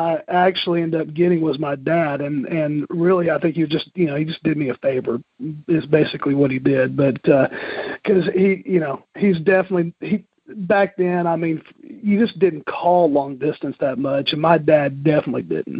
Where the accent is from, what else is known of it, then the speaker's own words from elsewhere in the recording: Moore, Oklahoma, United States; I grew up in Moore, Oklahoma, the town that's famous for tornadoes and also Toby Keith, and grew up there.